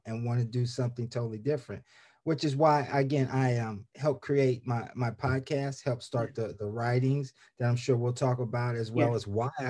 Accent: Columbus, Ohio, United States; moved away as an adult; also born or lived in Arizona; now in Laurel, United States; I was born and raised in Columbus, Ohio

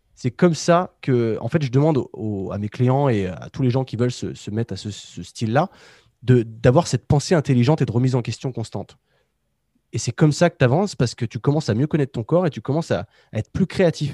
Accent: Savoie, Auvergne-Rhône-Alpes, France; je suis de Savoie

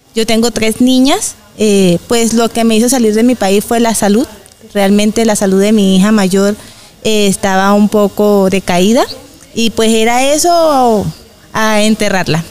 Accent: Valencia, Carabobo, Venezuela; moved away as an adult; now in Bucaramanga, Colombia; soy venezolana también, soy de Valencia, Estado Carabobo, de, eh, de Venezuela. Tengo ya cinco años que llegué acá a Bucaramanga.

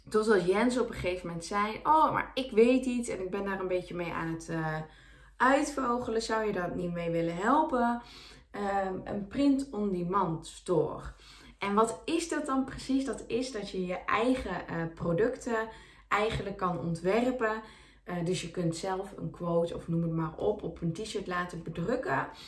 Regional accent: North Brabant, Netherlands; ik kom uit Brabant

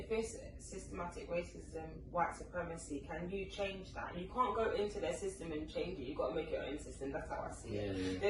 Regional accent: Jamaica; I'm from Jamaica, it's totally worse.

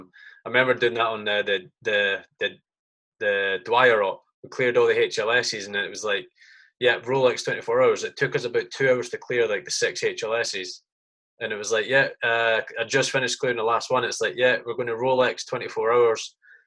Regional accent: United Kingdom; as a Brit, you're looking at that thinking, that's fucking gold dust.

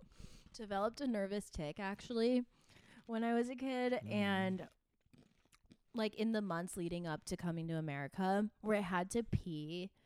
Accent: San Jose, California, United States; also born or lived in Taipei, Taiwan / Santa Cruz, California; the, like, area that I grew up in San Jose, or in Cupertino, is, like, so Asian

